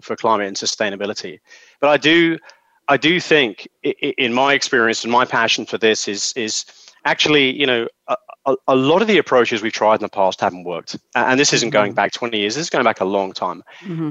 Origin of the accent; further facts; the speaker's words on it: London, United Kingdom; I'm from London